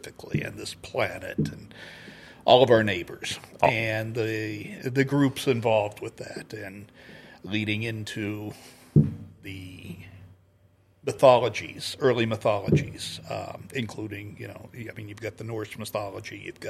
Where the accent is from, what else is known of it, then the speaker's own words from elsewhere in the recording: Kansas City, United States; I grew up in Kansas City